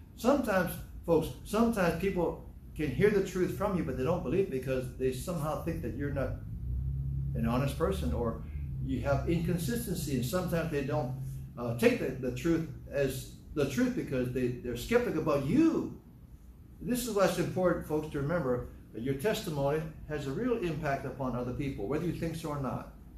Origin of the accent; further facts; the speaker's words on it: Hawaii, United States; I'm from the South, South Hawaii.